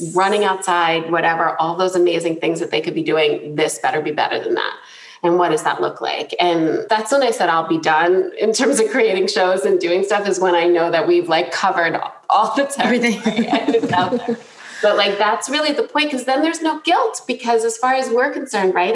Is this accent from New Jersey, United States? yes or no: yes; New Jersey, United States; I grew up in New Jersey, grew up in a loud Italian family